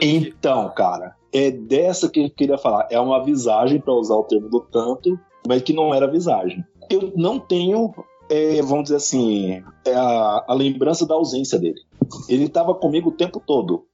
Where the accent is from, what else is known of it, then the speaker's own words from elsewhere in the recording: Leandro Ferreira, Minas Gerais, Brazil; also born or lived in Pitangui; eu nasci em Pitangui, mas eu fui criado em Leandro Ferreira